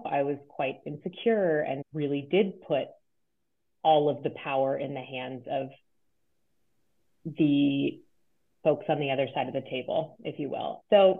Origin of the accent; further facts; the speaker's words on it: Cheverly, Maryland, United States; I grew up outside of Washington, D.C. in Prince George's County, Maryland, in a small town called Cheverly.